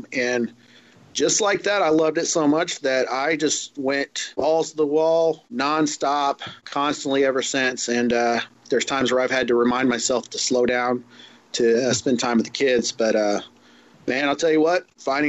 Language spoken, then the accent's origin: English; Southern Indiana, United States; moved away as an adult; now in Norman, United States; When I was a kid, growing up in Southern Indiana, I was an only child